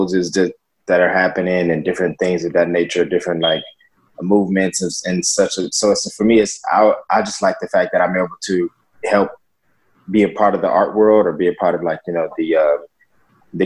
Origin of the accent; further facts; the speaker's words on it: Atlanta, Georgia, United States; now in Los Angeles, United States; I am a model and actor living in Los Angeles, California, and I'm originally from Atlanta, Georgia.